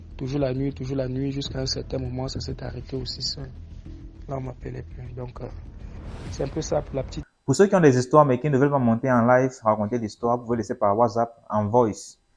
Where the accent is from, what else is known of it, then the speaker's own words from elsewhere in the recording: Cameroon; moved away; je suis camerounais